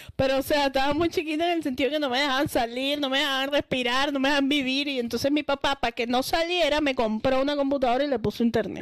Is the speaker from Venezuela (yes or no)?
yes; Caracas, Capital District, Venezuela; moved away; Yo soy de Caracas